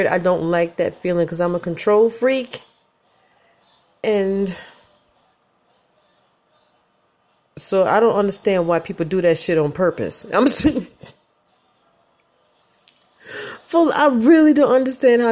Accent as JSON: {"language": "English", "region": "Michigan", "country": "United States", "said": "I'm from Michigan, people, the motor capital of the world. We drive like we stole it in the mitten"}